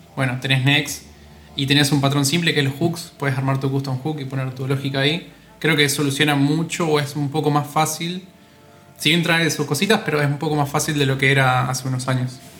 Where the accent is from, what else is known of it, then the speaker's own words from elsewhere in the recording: Entre Ríos, Argentina; moved away as an adult; now in Buenos Aires, Argentina; no soy de acá de Buenos Aires, soy de Entre Ríos, que es una provincia que está al norte de Buenos Aires